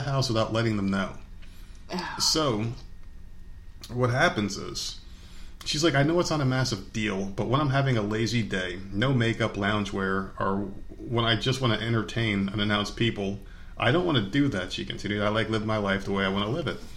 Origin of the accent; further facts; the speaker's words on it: New Jersey, United States; fucking Jersey